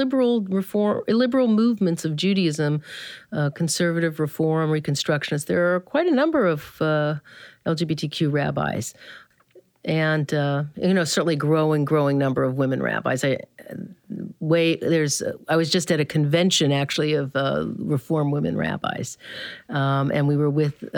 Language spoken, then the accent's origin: English; the South, United States; I grew up in the South